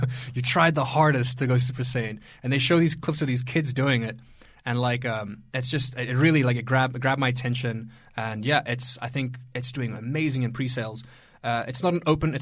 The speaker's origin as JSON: {"language": "English", "country": "South Africa", "moved": "yes", "said": "I'm from South Africa, so my family are there"}